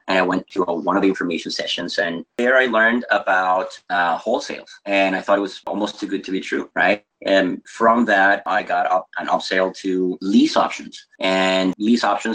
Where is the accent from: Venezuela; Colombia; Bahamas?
Venezuela; moved away as an adult; also born or lived in United States; I am actually originally from South America, from Venezuela.